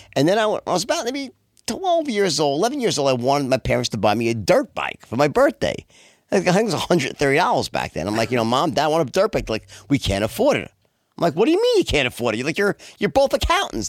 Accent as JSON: {"language": "English", "town": "New York City", "region": "New York", "country": "United States", "tie": "born or raised there", "also_born_or_lived": "Long Island", "said": "I'm actually from Bayside, and I lived there till I was uh, my early, like 21, and then I moved into the city, then out to Long Island. But I was in New York my whole life, born and bred"}